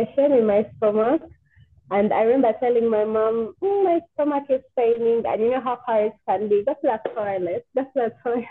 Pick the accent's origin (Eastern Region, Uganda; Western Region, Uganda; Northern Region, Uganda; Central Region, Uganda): Central Region, Uganda; Kampala; also born or lived in Gobero; I grew up in Kawempe, yeah. Then from Kawempe, we shifted to Gaza Road. That is where we are till now. Yeah, but most of my childhood was in Kawempe